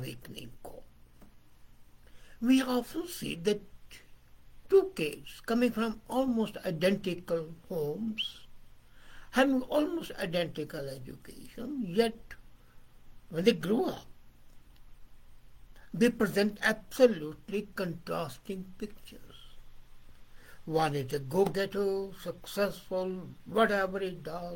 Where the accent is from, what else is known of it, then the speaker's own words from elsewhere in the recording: India; I'm from India, I'm Pakistani.